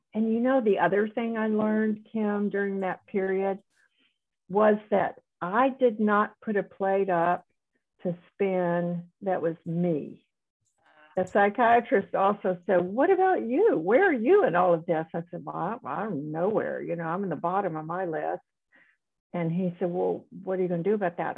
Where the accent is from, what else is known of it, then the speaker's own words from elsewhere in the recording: South Carolina, United States; moved away as an adult; also born or lived in Dallas, Texas / Houston, Texas; I grew up in South Carolina and went to medical school there, but then went to Dallas for training and Houston for more training